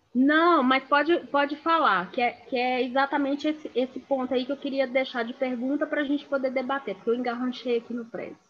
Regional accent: Brazil; nós como brasileiros

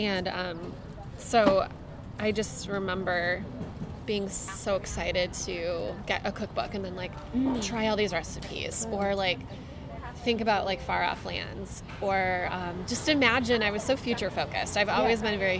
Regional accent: northern Michigan, United States; So I am from northern Michigan, a couple hours north of Detroit, and I grew up in a really small town on the lake, and I grew up in the country.

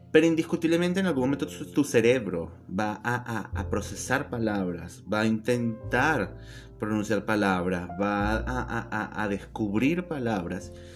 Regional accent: Venezuela; accent: Venezuelan; moved away as an adult; now in Buenos Aires, Argentina; soy tan venezolano como una arepa.

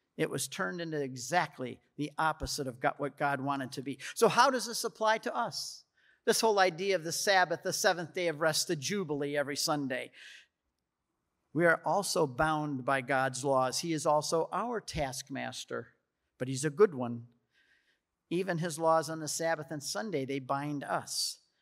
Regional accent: United States; I'm an American

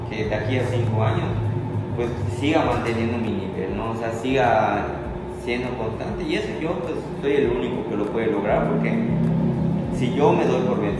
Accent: Valladolid, Yucatán, Mexico; no quedarme acá en Valladolid porque ah, soy la estrellita de Valladolid

